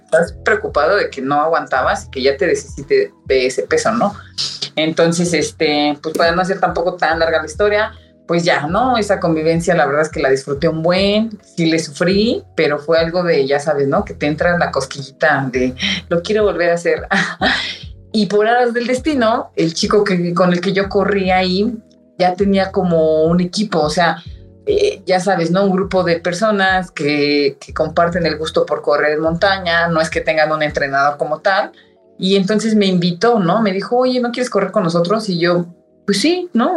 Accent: Ecatepec, State of Mexico, Mexico; Los dos somos de Catepec

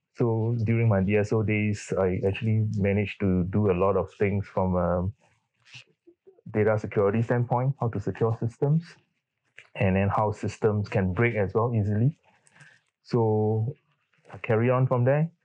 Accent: Singapore; I'm a Singaporean. I grew up in under the Singapore education system

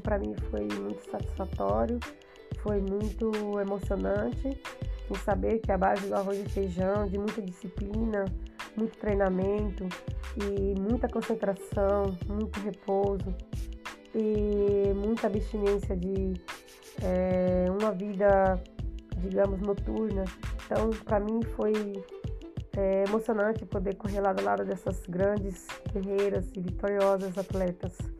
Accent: Central Brazil, Brazil; que vim do centro do Brasil

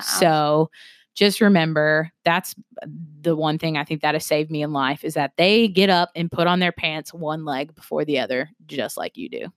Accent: South Carolina, United States; I am from South Carolina

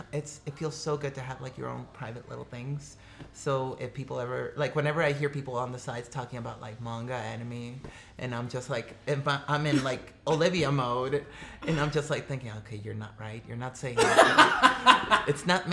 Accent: Mexico; No, so I'm an immigrant from Mexico.

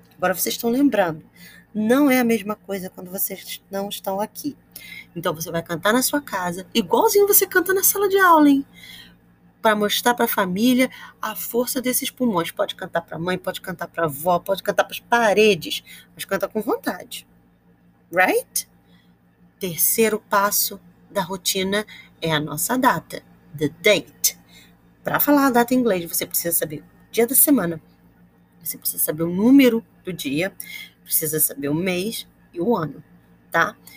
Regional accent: Rio de Janeiro, Brazil; I am from Campo Grande, Rio de Janeiro.

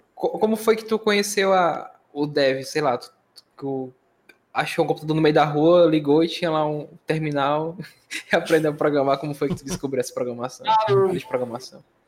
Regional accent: Northeast Region, Brazil; Sou nordestino

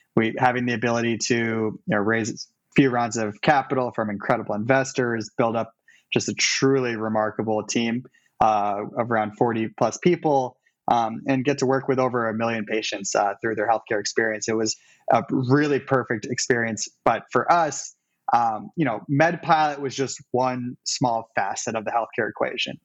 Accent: Cleveland, Ohio, United States; moved away as an adult; also born or lived in New York City; now in Cleveland, United States; I'm also from Cleveland

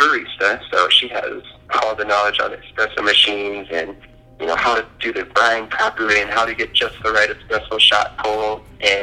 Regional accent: Illinois, United States; moved away as an adult; now in Colorado, United States; I'm originally from Illinois, and what brought me to Colorado was Fort Carson.

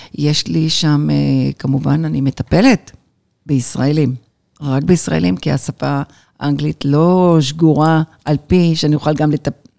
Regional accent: Jerusalem, Jerusalem District, Israel; moved away as an adult; also born or lived in Lod; now in Los Angeles, United States; אני ירושלמית, בת ירושלמית, בת בת בת ירושלמית הרבה דורות.

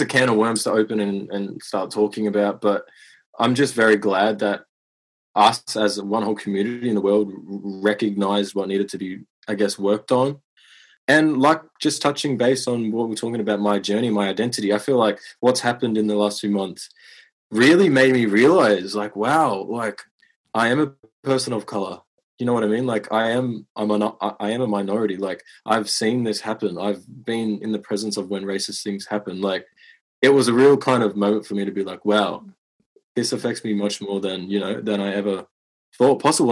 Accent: Moama, New South Wales, Australia; I grew up in a small country town on the border of New South Wales and Victoria called Moama

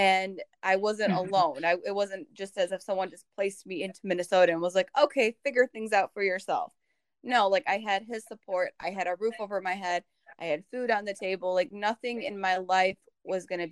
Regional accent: Bosnia & Herzegovina; moved away; also born or lived in Germany; I came obviously from Bosnia, then I lived in Germany for some time

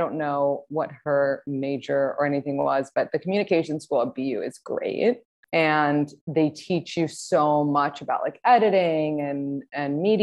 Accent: New York City, New York, United States; also born or lived in Boston / Los Angeles; I'm actually from New York City, born and raised.

